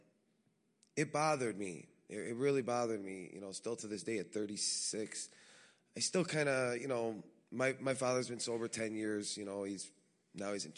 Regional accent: Chicago, Illinois, United States; born and raised in Chicago to a big Italian family

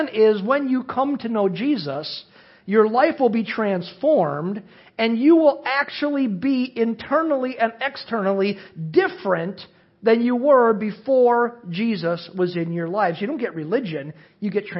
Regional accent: Cedarburg, Wisconsin, United States; I was raised in Cedarburg, Wisconsin, to a beer-drinking, construction-working family

